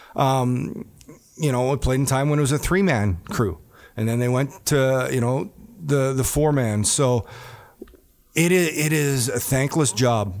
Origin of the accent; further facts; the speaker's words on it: Neepawa, Manitoba, Canada; moved away; me growing up in Nipua, Manitoba